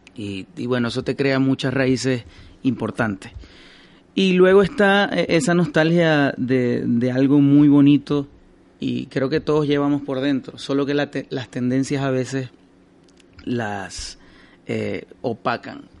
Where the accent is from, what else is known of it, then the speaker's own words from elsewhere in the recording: Maracaibo, Zulia, Venezuela; now in Madrid, Spain; Yo soy de Maracaibo